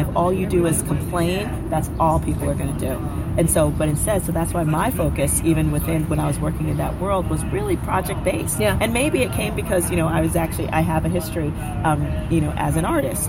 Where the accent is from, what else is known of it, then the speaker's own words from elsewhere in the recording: New York City, New York, United States; I'm from I'm from the South Bronx